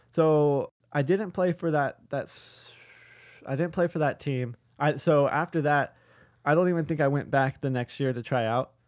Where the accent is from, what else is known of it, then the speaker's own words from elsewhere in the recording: Huntington Beach, California, United States; I grew up in Huntington Beach, which has been stated here a couple times, which is only an hour from where Inova is located